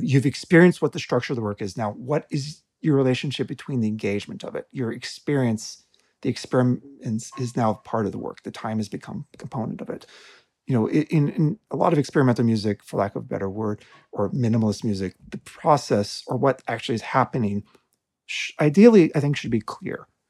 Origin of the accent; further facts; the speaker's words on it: Tucson, Arizona, United States; I grew up in Tucson, Arizona